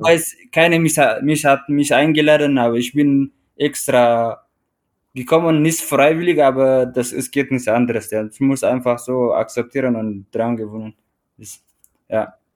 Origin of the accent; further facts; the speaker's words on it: Eritrea; German is a second language; also born or lived in Teisendorf, Bavaria, Germany; now in Traunstein, Germany; ich komme ursprünglich aus Eritrea und äh, ich lebe seit äh, knapp acht Jahren in Deutschland, beziehungsweise in Südbayern Traunstein